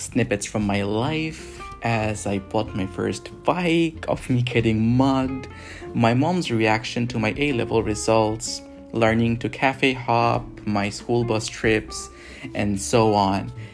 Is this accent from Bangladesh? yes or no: yes; Dhaka, Dhaka Division, Bangladesh; moved away; also born or lived in Singapore; I grew up in Dhaka, Bangladesh, and in sunny Singapore